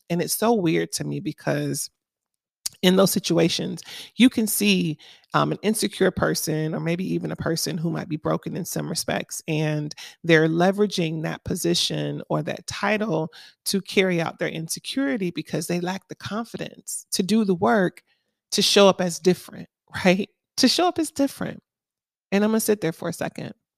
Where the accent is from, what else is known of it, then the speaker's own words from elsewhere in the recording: Miami, Florida, United States; now in Atlanta, United States; I'm from Miami, Florida originally, so we didn't have seasons. Our only season was summer.